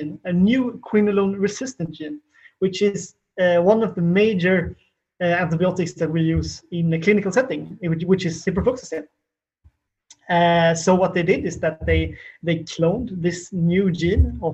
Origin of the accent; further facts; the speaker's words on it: Kungälv, Västra Götaland, Sweden; my hometown of Kungälv